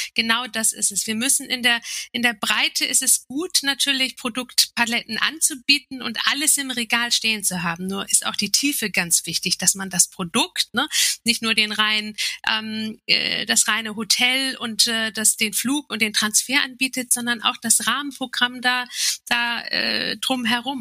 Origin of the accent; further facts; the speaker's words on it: Turkey; als Türkin